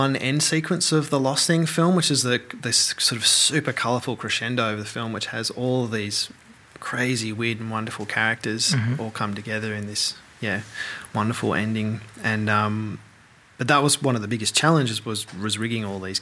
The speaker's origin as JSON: {"language": "English", "town": "Melbourne", "region": "Victoria", "country": "Australia", "moved": "as an adult", "said": "I'm from Melbourne."}